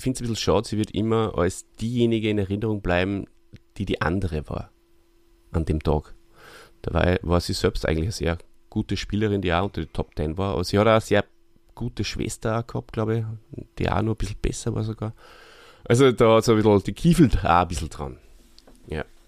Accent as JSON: {"language": "German", "country": "Austria", "said": "hierzulande bei uns in Österreich"}